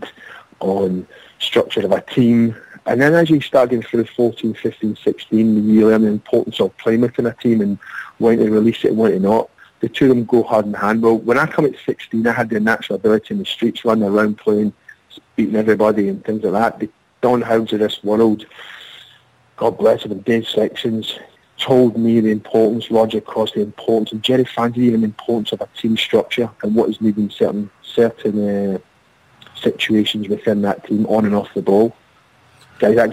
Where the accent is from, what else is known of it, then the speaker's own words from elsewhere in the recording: Glasgow, Scotland, United Kingdom; moved away; growing up in Glasgow in the concrete streets.